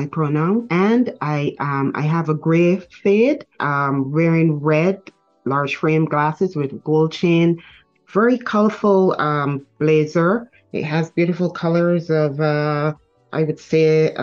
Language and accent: English; Barbados; born in Barbados.